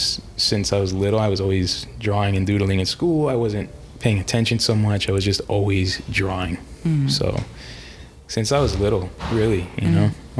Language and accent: English; Golden Beach, Florida, United States; born or raised there; also born or lived in New York City, New York, United States